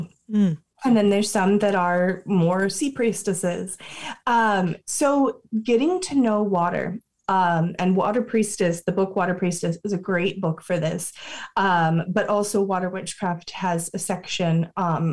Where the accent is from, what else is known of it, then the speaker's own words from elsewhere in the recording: Florida, United States; I grew up in Florida, so I had access to both the beach and the sacred springs